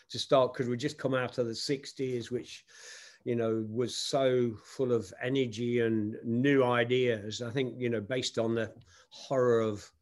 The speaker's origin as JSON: {"language": "English", "town": "Nottingham", "region": "East Midlands", "country": "United Kingdom", "tie": "born or raised there", "said": "my hometown of Nottingham, England"}